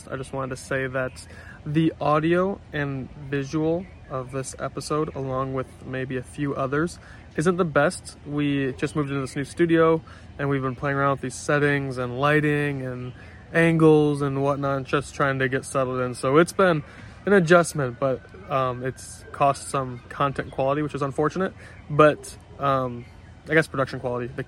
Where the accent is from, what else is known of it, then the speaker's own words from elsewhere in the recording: New York, United States; I'm from New York.